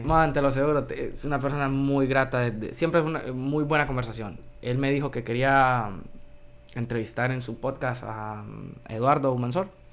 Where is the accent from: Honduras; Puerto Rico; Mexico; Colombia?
Honduras; yo soy hondureño